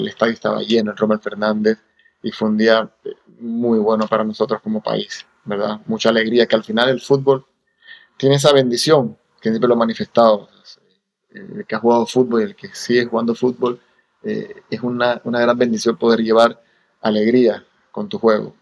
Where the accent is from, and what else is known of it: Panama; born or raised there; moved away as an adult; also born or lived in Cagliari, Italy / Romania / Los Angeles, United States